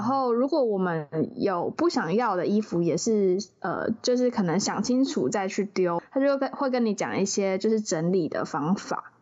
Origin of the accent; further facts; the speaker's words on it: southern Taiwan, Taiwan; 可能我是南部人